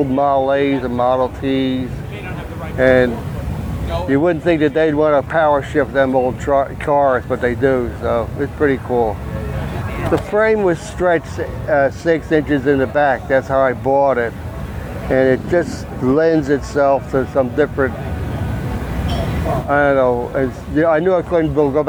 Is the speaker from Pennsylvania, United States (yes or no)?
yes; Stroudsburg, Pennsylvania, United States; I'm from Stroudsburg, Pennsylvania.